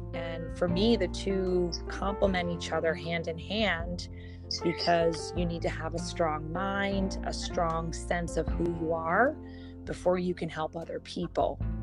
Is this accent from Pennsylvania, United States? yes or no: yes; Philadelphia, Pennsylvania, United States; born and raised in Philadelphia